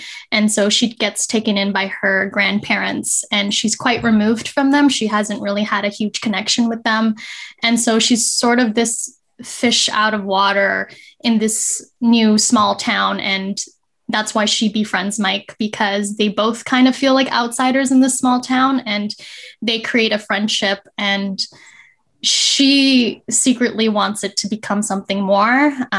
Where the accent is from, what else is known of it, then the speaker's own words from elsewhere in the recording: Canada; I am a Canadian Filipino. I was born to Filipino immigrants.